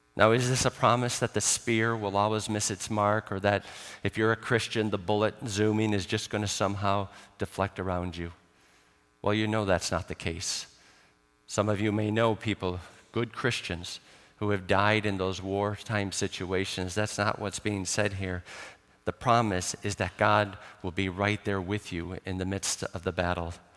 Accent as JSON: {"language": "English", "town": "Chicago", "region": "Illinois", "country": "United States", "tie": "born or raised there", "moved": "yes", "lives_now": "Ireland", "said": "I grew up in Chicago, so we did have snow"}